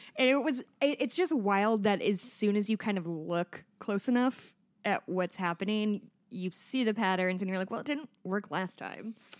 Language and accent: English; Chicago, Illinois, United States; I'm from Chicago